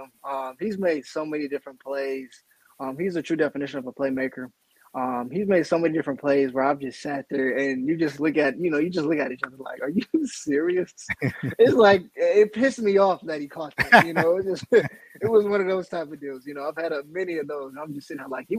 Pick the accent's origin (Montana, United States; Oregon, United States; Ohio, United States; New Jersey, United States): Ohio, United States; moved away as an adult; now in Chicago, United States; growing up in Ohio